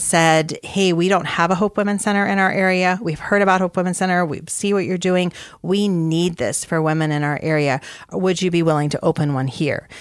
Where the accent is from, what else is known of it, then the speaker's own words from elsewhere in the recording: Arizona, United States; I had grown up, spent a lot of time growing up in Arizona.